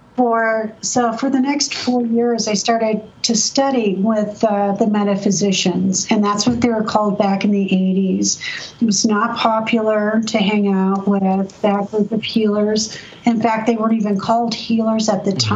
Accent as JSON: {"language": "English", "town": "San Diego", "region": "California", "country": "United States", "tie": "born or raised there", "said": "I grew up in San Diego."}